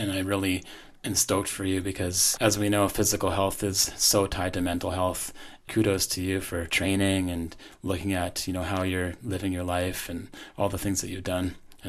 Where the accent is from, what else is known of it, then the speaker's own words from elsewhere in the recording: Canada; They include my hometown radio station, CGMP, out of Pell River